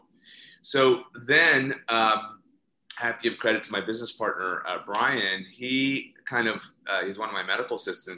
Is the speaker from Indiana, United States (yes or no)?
yes; Indiana, United States; now in Los Angeles, United States; I'm originally from Indiana. So I was born and raised in Indiana